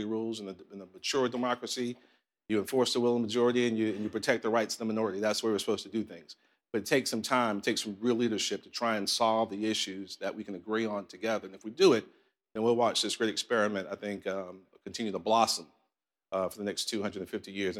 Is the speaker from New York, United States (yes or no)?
yes; New York City, New York, United States; now in Columbia, South Carolina, United States; I grew up in Southside, Jamaica, Queens